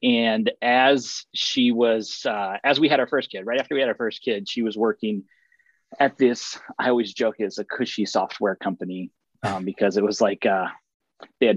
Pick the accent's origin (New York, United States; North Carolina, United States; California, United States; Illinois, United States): Illinois, United States; Springfield; moved away as an adult; now in St. Louis, United States; back in my hometown in Springfield, Illinois